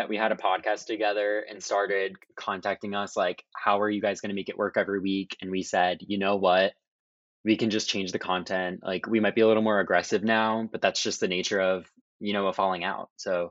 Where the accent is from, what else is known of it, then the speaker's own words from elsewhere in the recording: New Jersey, United States; we're both from New Jersey.